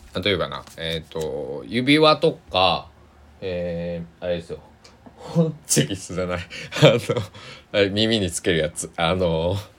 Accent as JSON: {"language": "Japanese", "region": "Kochi", "country": "Japan", "tie": "born or raised there", "moved": "yes", "said": "地元高知"}